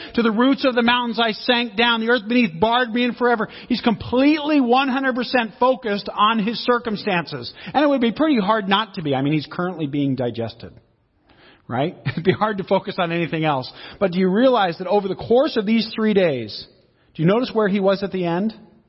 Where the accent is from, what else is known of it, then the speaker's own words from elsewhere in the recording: Seattle, Washington, United States; Where do you come from? I come from Seattle. What do you do? I'm an author and a speaker, right? What is your people? Well, I'm Italian, I'm Swedish, I'm Portuguese, I'm English, I'm Irish.